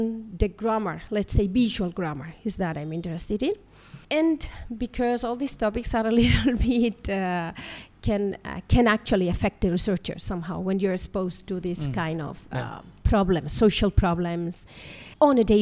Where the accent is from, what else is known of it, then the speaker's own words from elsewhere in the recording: Spain; also born or lived in Colombo, Sri Lanka; I come from Spain, from the University of Granada